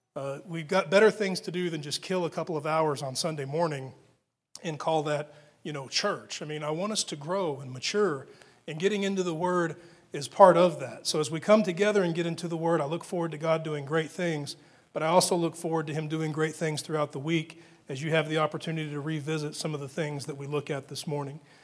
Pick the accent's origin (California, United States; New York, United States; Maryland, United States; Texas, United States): Texas, United States; being an American and especially being a Texan